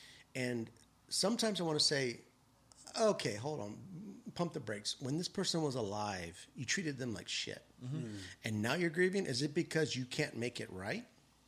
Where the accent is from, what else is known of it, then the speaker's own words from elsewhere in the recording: New Mexico, United States; born there; I was born in New Mexico, but I've lived all over the world.